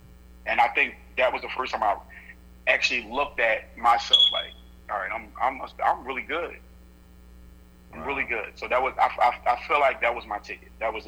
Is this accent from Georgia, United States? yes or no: yes; Georgia, United States; The fact that I'm from Georgia, I love to cook.